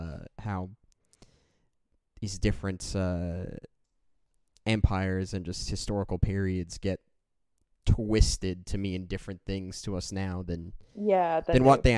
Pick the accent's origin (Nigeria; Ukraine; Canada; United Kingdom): Canada; being Canadian